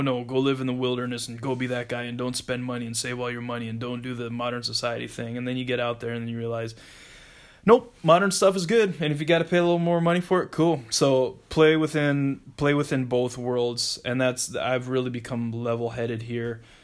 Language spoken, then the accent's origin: English; South Dakota, United States; moved away as an adult; also born or lived in Minnesota; I'm from South Dakota originally and uh, I went to high school there. Grew up there. Uh, first 18 years of my life.